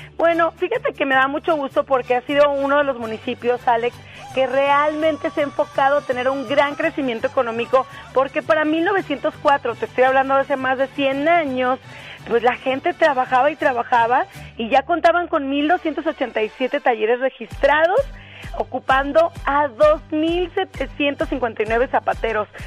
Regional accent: Aguascalientes, Mexico; aquí a Aguascalientes, a mi tierra

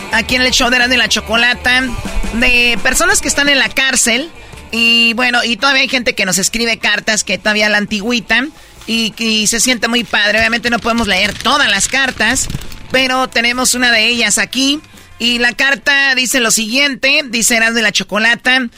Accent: Jalisco, Mexico; now in United States; Yo soy del estado de Jalisco y como ven estoy en la prisión aquí en California

